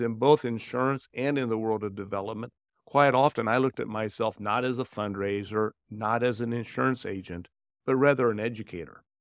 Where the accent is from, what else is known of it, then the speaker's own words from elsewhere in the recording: Indianapolis, Indiana, United States; also born or lived in Dayton, Ohio / Cincinnati, Ohio; I was born in Dayton, Ohio, and we moved here when I was young, uh, from Cincinnati and into Indianapolis area